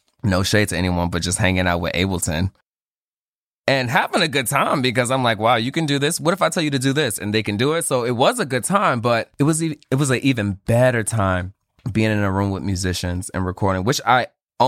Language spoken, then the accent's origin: English; New York City, New York, United States; I'm from Bed-Stuy